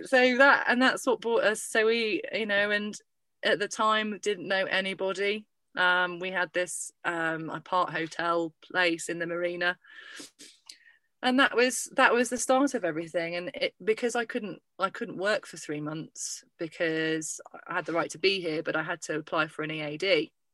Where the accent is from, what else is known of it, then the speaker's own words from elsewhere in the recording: Lincolnshire, East Midlands, United Kingdom; my hometown